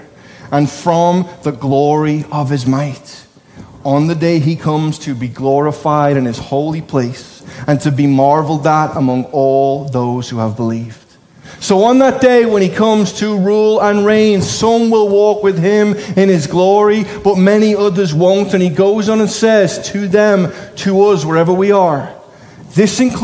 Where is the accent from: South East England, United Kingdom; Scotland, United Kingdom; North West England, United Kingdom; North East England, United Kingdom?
North West England, United Kingdom; Liverpool; I'm a Scouser